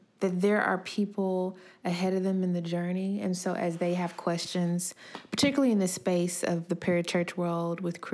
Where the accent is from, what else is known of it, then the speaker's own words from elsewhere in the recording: Decatur, Georgia, United States; also born or lived in Atlanta, Georgia; I grew up in Atlanta, Georgia, raised in Decatur